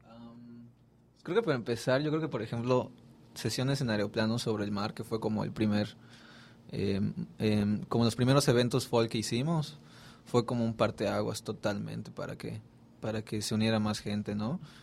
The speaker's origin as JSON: {"language": "Spanish", "town": "Mérida", "region": "Yucatán", "country": "Mexico", "said": "yo soy de Mérida"}